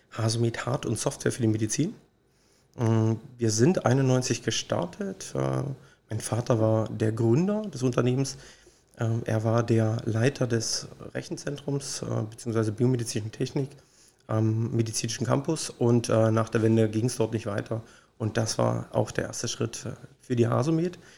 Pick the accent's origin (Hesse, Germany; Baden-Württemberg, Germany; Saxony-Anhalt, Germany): Saxony-Anhalt, Germany; Magdeburg; Ich bin Magdeburger Kind